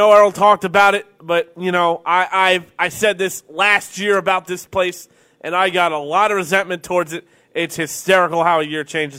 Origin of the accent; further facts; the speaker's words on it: Long Island, New York, United States; We're from Long Island.